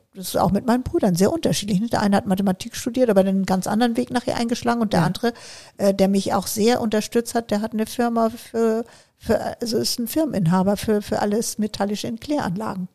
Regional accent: Bergenhusen, Schleswig-Holstein, Germany; also born or lived in Kiel; Ich bin in ja. Schleswig-Holstein auf dem Land groß geworden

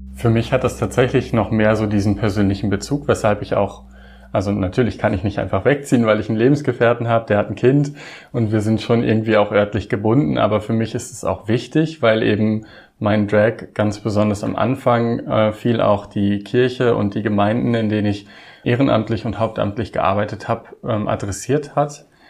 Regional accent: Osnabrück Land, Lower Saxony, Germany; moved away; ich komme ursprünglich aus dem Osnabrücker Land

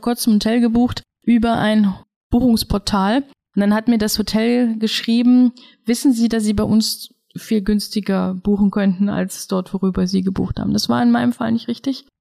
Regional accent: Germany; bei uns in Deutschland

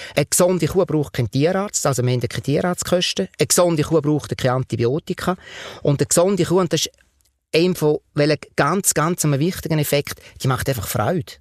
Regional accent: Switzerland; als Schweizer

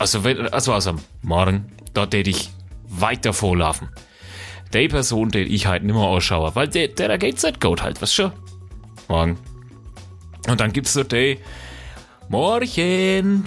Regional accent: Franconia, Bavaria, Germany; wir sind Franken, wir sind halt keine Bayern

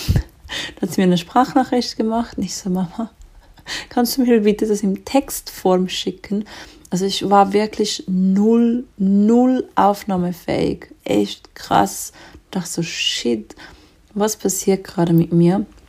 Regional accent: Switzerland; bei uns in der Schweiz

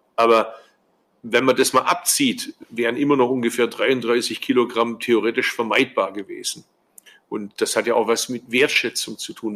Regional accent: Swabia, Germany; als Schwabe

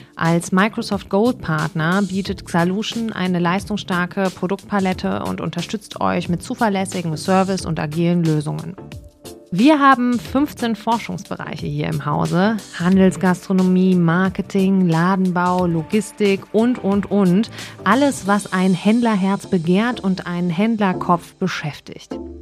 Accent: Cologne, North Rhine-Westphalia, Germany; Ich komme aus Nippes

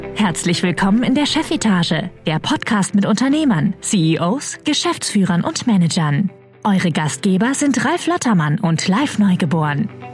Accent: Baden-Württemberg, Germany; also born or lived in Trier, Rhineland-Palatinate / United States; now in Berlin, Germany; Aufgewachsen, geboren bin ich äh, in Rheinland-Pfalz, in Trier, aufgewachsen in Baden-Württemberg und dann in den USA

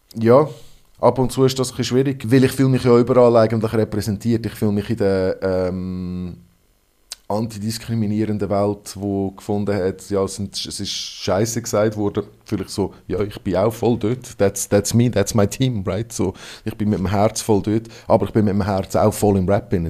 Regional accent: Hong Kong; first language English; German is a second language; now in Switzerland; Das ist meine Muttersprache. Ich bin in Hongkong aufgewachsen

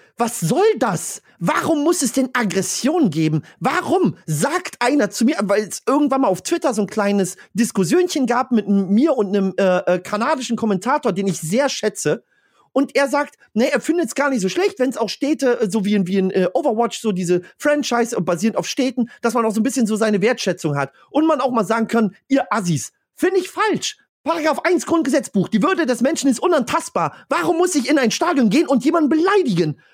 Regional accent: Stralsund, Mecklenburg-Vorpommern, Germany; bei mir in Stralsund

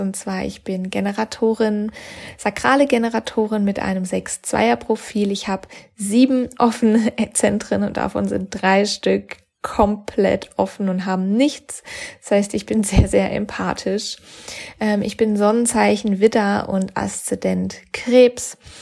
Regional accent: Freiburg, Baden-Württemberg, Germany; moved away as an adult; also born or lived in Sydney / Cologne; in die Heimat gebracht hat, wo ich herkomme, aus Freiburg

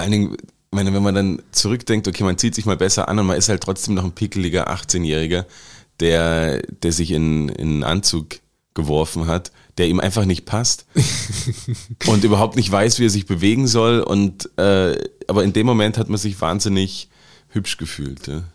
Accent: Germany; now in Austria; also in Deutschland, wo ich herkomme

